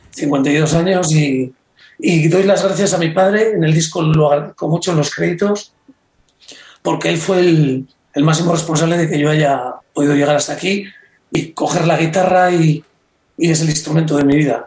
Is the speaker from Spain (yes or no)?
yes; Reinosa, Cantabria, Spain; En un pueblo como Reynosa